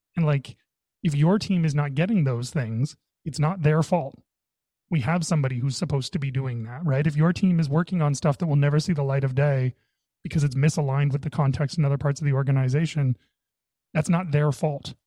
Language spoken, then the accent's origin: English; Canada; I'm Canadian